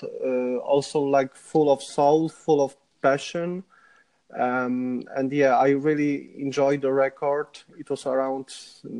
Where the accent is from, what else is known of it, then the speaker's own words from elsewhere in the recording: Łódź, Łódź Voivodeship, Poland; English is a second language; moved away as an adult; also born or lived in Dublin, Ireland; now in Warsaw, Poland; my hometown is Łódź, just next to Warsaw